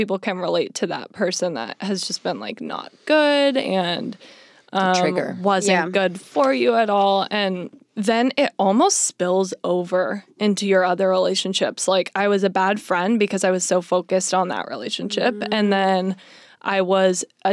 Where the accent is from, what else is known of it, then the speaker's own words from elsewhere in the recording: Arizona, United States; moved away as an adult; now in Los Angeles, United States; I'm from Arizona